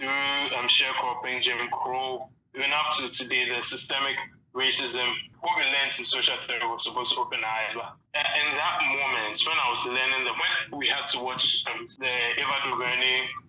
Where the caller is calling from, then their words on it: Ghana; I'm calling from Ghana, by the way.